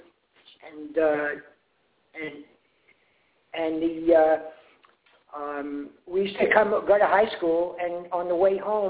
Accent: New York City, New York, United States; moved away; growing up in Brooklyn was we had all nationalities

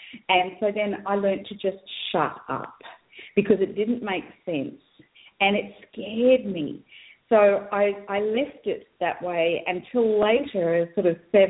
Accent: Australia; also born or lived in New Guinea; And so I was actually born in New Guinea. I'm white, but I was born in New Guinea. I'm Australian. My parents are Australian.

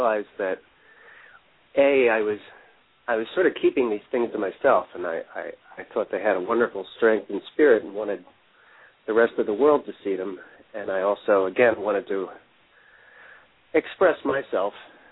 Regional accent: Elverson, Pennsylvania, United States; moved away as an adult; also born or lived in Pottstown, Pennsylvania; now in Philadelphia, United States; I was born in Pottstown, Pennsylvania, and grew up in a town called Elverson, population 900

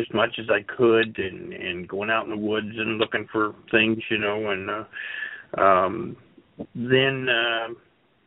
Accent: Springfield, Illinois, United States; I am from the Central Illinois area all of my life, various parts, mostly around Springfield, of course, the capital of Illinois, right in the middle.

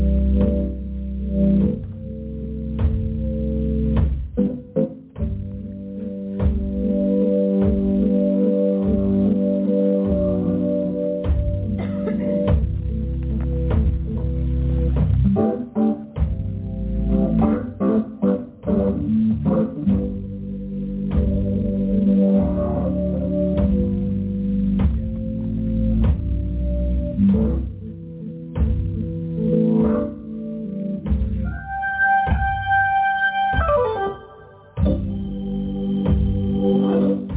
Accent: New York City, New York, United States; I'm from Brooklyn, New York

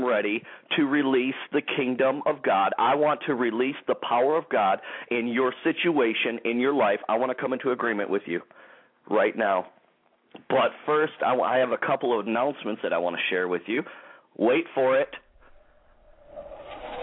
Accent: Michigan, United States; also born or lived in Clarkston, Michigan; the Grand Rapids, Michigan area, my home state.

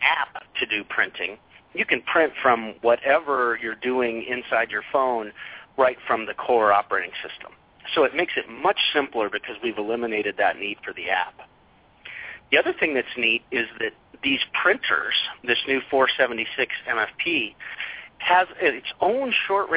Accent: Colorado, United States; moved away as an adult; also born or lived in Indiana; I grew up in Colorado

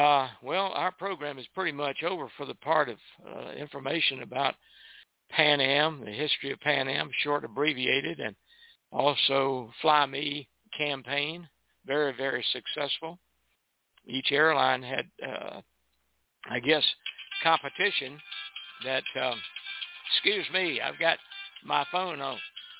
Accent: Miami, Florida, United States; I grew up in Miami during the war, World War One

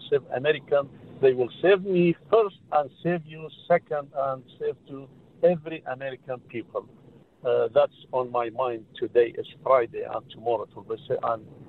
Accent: Iraq; now in Modesto, United States; I'm Christian. I am from Iraq.

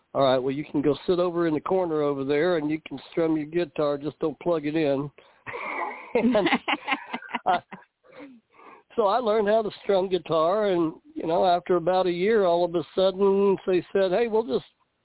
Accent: Irving, Texas, United States; I grew up in Irving, Texas, about a mile from the old Dallas Cowboys Stadium

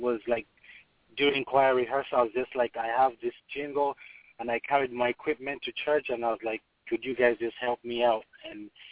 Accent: Uganda; moved away; I'm from Uganda.

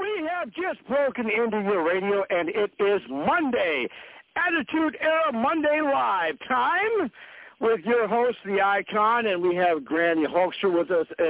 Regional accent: Fargo, North Dakota, United States; But things are pretty much going to be shut down here in my hometown for the next couple of days.

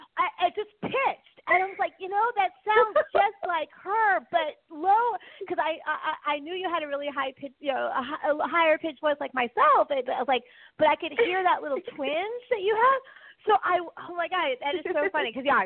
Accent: California, United States; accent: Valley Girl; I got that Valley Girl lilt from my growing up in California. So I still say hella

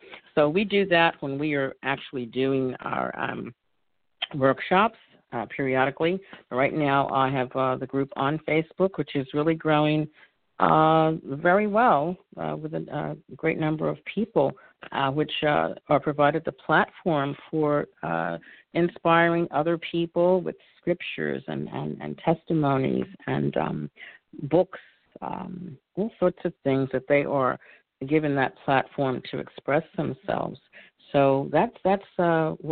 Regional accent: New York City, New York, United States; accent: New York; now in Philadelphia, United States; I'm originally from New York, born and raised, now residing in Philadelphia

